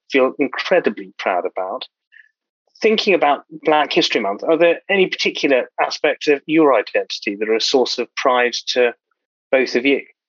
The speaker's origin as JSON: {"language": "English", "region": "London", "country": "United Kingdom", "said": "I'm a proud South Londoner"}